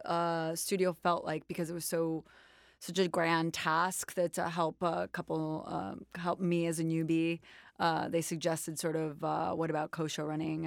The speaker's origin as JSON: {"language": "English", "town": "New York City", "region": "New York", "country": "United States", "tie": "born or raised there", "said": "I was born in New York, in Manhattan, in Washington Heights"}